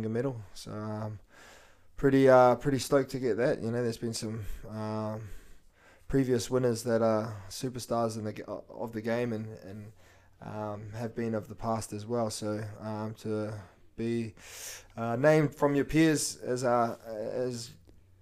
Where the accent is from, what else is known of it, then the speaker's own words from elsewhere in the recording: Gold Coast, Queensland, Australia; moved away as an adult; also born or lived in Wellington, New Zealand / Porirua, New Zealand / Wales; now in Canberra, Australia; even though I was born and brought up in New Zealand, I probably did most of my childhood and most of my bringing up here on the Gold Coast